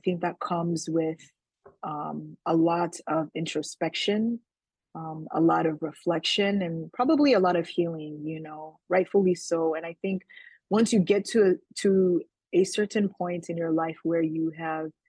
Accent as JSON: {"language": "English", "region": "Indiana", "country": "United States", "tie": "born or raised there", "also_born_or_lived": "Nigeria", "said": "I was born in Nigeria and my family immigrated to the United States when I was about four. So I grew up primarily in the state of Indiana"}